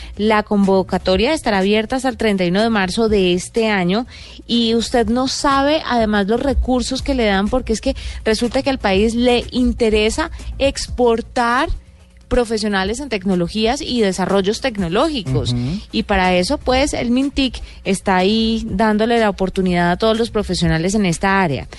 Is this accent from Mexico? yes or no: no; Colombia; como buenos colombianos